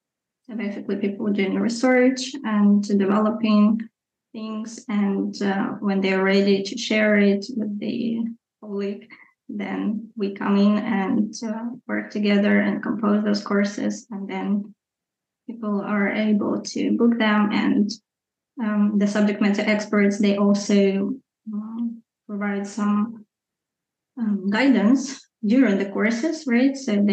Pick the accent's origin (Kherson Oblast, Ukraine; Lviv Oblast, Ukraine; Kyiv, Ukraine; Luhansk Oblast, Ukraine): Luhansk Oblast, Ukraine; Luhansk; And it was just a typical, I guess, region of Ukraine.